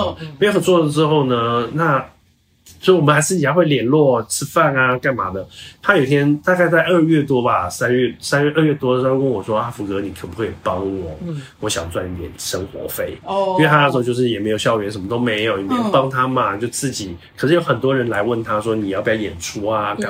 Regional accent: Hsinchu, Taiwan; 再加上她是新竹人，我也是新竹人，

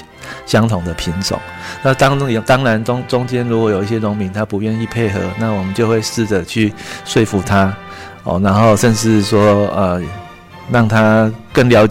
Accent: Wufeng, Taichung, Taiwan; 嗯，因为我本身就是雾峰出生长大的小孩，呃，父亲其实从祖父。都是世代跟农业也有息息相关。

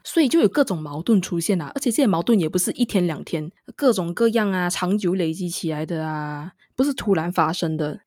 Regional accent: Malaysia; first language Mandarin Chinese; 身为一位马来西亚人

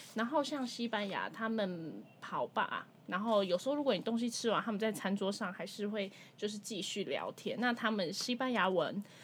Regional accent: Taiwan; 要不是我们土生土长在台湾

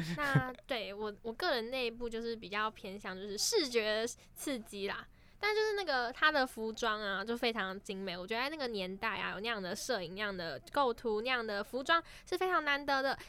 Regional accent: Keelung, Taiwan; 我是基隆人

